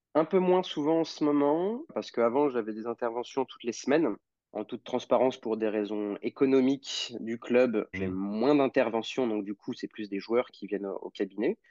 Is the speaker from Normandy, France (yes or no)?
yes; Normandy, France; now in Lyon, France; je suis originaire de Normandie